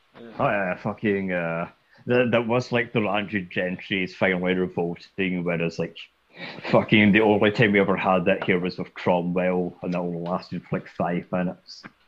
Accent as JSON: {"language": "English", "region": "Scotland", "country": "United Kingdom", "said": "I'm Scottish"}